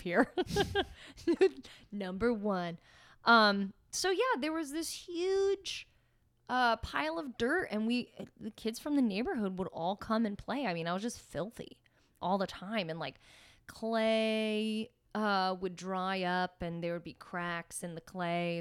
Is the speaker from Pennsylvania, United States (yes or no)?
yes; Pennsylvania, United States; also born or lived in Staten Island, New York; When we moved to Pennsylvania when I was just turning seven